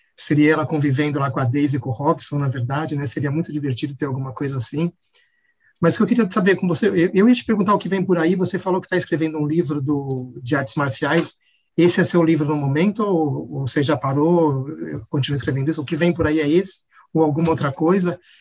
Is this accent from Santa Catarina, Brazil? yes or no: no; São Paulo, Brazil; Não sou da Zona Oeste, sou da Zona Leste, tá? Para abrir uma exceção aqui, eu sou ZL